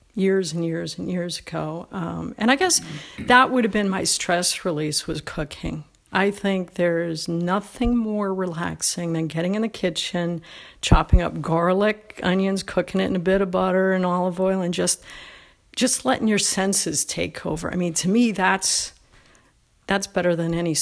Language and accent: English; Toronto, Ontario, Canada; now in United States; I'm Canadian, was Canadian. I born and raised in Toronto.